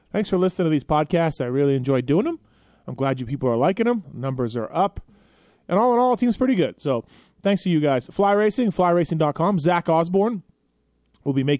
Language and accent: English; Canada; now in United States; I'm Canadian, and I've lived in America now for, 25 years or so